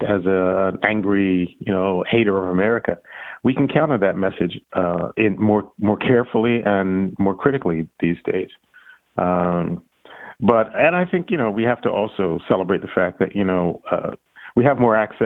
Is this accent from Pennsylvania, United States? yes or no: yes; Philadelphia, Pennsylvania, United States; when I was growing up in Philadelphia